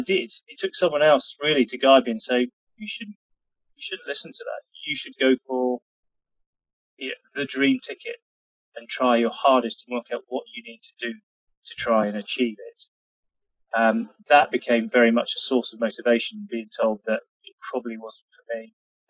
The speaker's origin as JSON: {"language": "English", "region": "London", "country": "United Kingdom", "tie": "born or raised there", "also_born_or_lived": "Manchester", "moved": "as an adult", "said": "I grew up in London"}